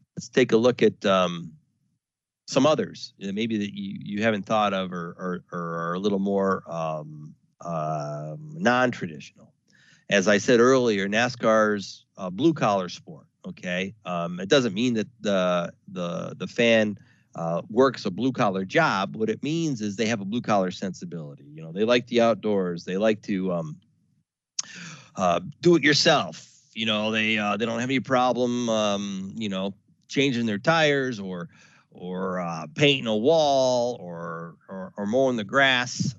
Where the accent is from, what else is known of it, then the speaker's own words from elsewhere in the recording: the South, United States; I was born in the South